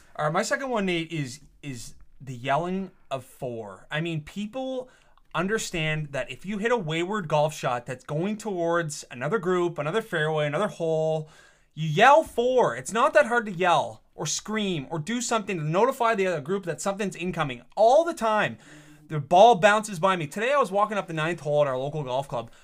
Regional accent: Canada

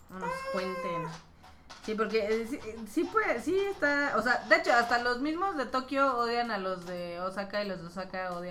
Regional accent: Mexico

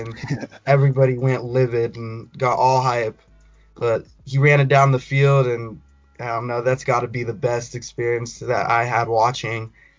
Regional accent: Colorado, United States; also born or lived in Houston, Texas; I was born in Texas, raised in Colorado. I go to Rocky Mountain High School, class of 2021.

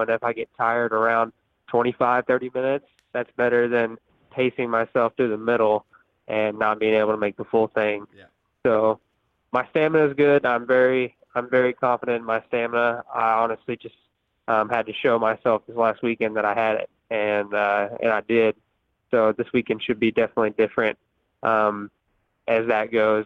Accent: Houston, Texas, United States; I'm originally from uh, the Houston area, so uh, we mostly have sand sand at my house at my track back in Texas. So I grew up riding sand since I was uh, just a little kid

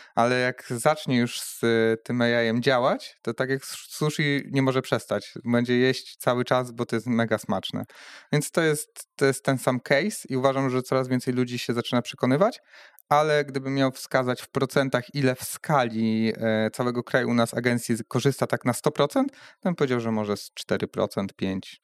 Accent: Poland; moved away as an adult; now in Rzeszów, Poland; firma była na początku w Drzeńsku, e, skąd pochodzę.

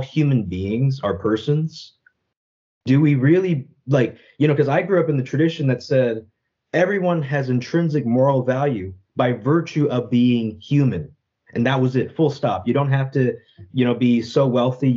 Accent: United States; I grew up in the United States

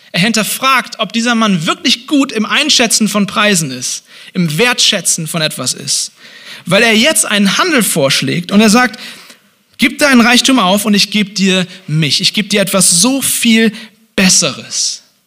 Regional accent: Hamburg, Germany; now in Leipzig, Germany; in Hamburg, wo ich herkomme

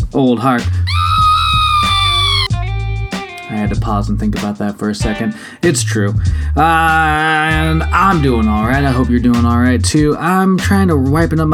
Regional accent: Washington, United States; my home state of Washington

